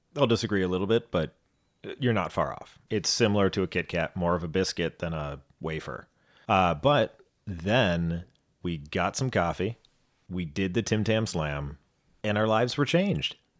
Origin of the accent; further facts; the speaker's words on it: United States; we are two Americans who've never been to Australia